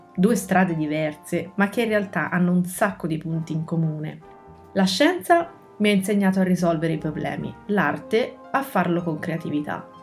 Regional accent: Pisa, Tuscany, Italy; Sono nata a Pisa un giorno di gennaio. Sono cresciuta all'ombra della torre

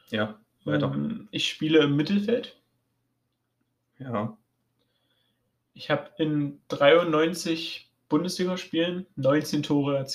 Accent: Sweden; ähm, ich komme aus Schweden.

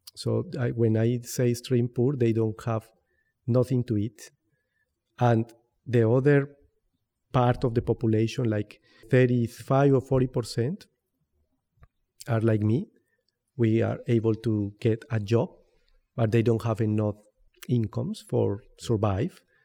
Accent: Bogotá, Colombia; English is a second language; also born or lived in Popayán, Colombia; I am originally from Popayán. Popayán is a small town in the south, on the south of Colombia. But I am from Bogotá because I have lived there all my life, from since I was three years old.

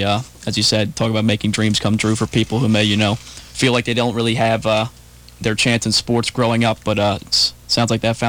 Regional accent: Baltimore, Maryland, United States; I'm from Baltimore and an Orioles fan lifelong.

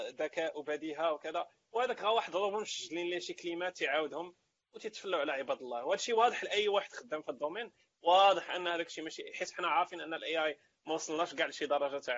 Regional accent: Morocco; حنا مغاربه حنا مغاربه

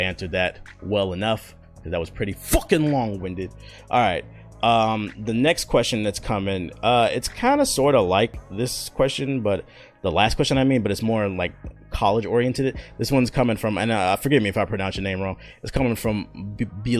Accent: East Coast, United States; moved away as an adult; also born or lived in Arkansas; I'm from the city, bro. I'm from the East Coast

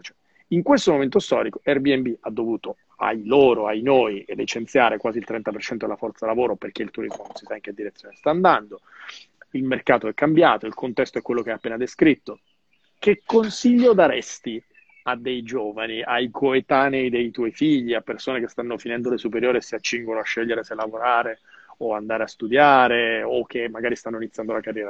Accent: Calabria, Italy; sulla mia Calabria

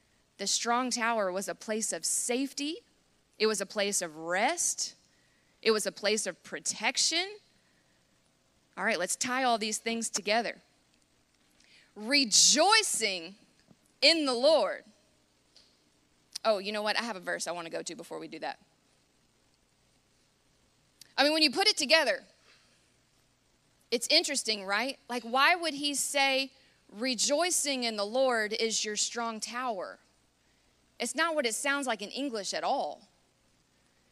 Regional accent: United States; as an American

